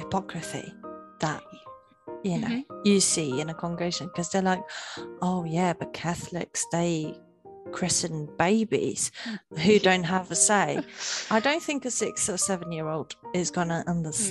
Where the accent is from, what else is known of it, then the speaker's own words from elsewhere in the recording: Portugal; moved away as an adult; now in United Kingdom; when I moved from Portugal, where I was originally born, to the UK